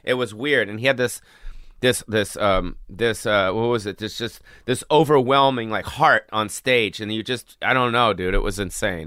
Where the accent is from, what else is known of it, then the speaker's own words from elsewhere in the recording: Los Angeles, California, United States; I was born on the Strip